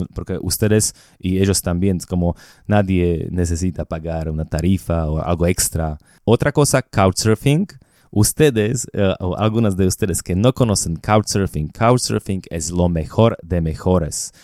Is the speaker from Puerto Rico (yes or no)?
no; Slovakia; Spanish is a second language; moved away as an adult; also born or lived in Bogotá, Colombia; yo compré dos departamentos en Eslovaquia, en mi país